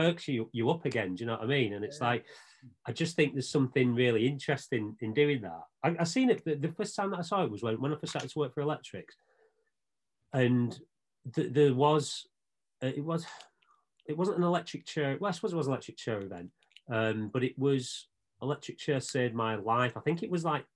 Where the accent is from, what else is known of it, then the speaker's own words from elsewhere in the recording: Bolton, North West England, United Kingdom; growing up in Bolton